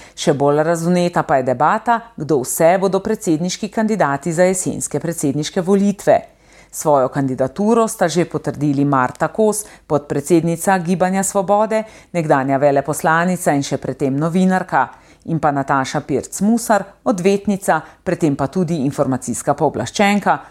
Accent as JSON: {"language": "Slovenian", "country": "Slovenia"}